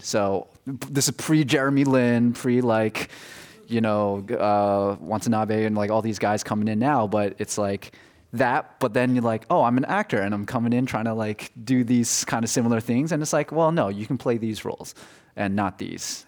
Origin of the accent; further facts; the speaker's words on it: New Jersey, United States; I'm from New Jersey